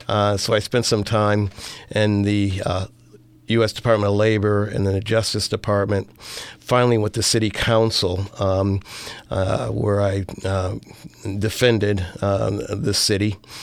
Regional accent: north of Syracuse, upstate New York, United States; I grew up actually in upstate New York, north of Syracuse, New York, kind of an unlikely place, I think, to find myself, more or less in a rural area.

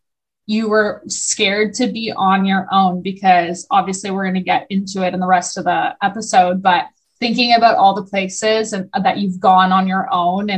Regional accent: Barrie, Ontario, Canada; I grew up in Barrie

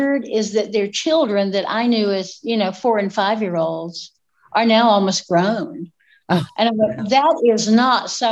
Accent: Appalachia, United States; accent: Appalachian patois; It's nice to be back in Tennessee where I can have my real accent.

